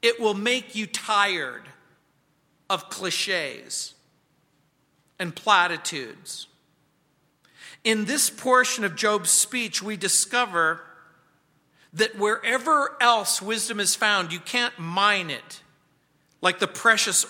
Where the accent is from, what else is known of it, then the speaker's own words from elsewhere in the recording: United States; now in Colorado, United States; When I was a kid growing up in the Mojave Desert